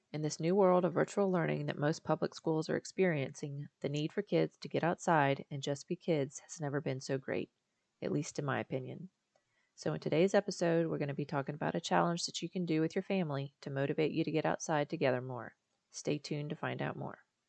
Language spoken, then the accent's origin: English; Charleston, South Carolina, United States; also born or lived in Florida; now in Virginia, United States; I'm from Charleston, South Carolina, and before that, Florida